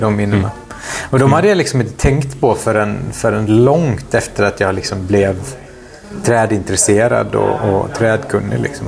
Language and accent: Swedish; Lebanon; moved away; när jag som liten i Libanon sprang runt längs med eh, ja, men Mount Libanon.